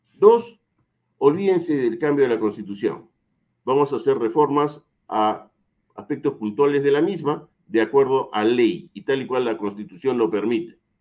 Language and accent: Spanish; Peru; Me basta con ser peruano